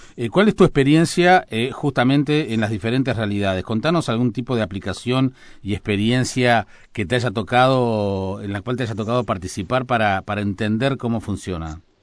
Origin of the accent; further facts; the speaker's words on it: San José de Mayo, San José, Uruguay; moved away as an adult; now in Montevideo, Uruguay; de mi pueblo, de San José